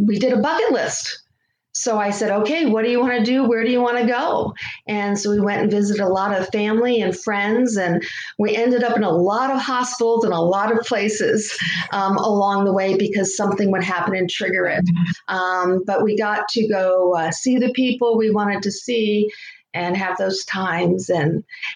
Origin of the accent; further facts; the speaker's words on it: Connecticut, United States; moved away as an adult; now in Florida, United States; I grew up in Connecticut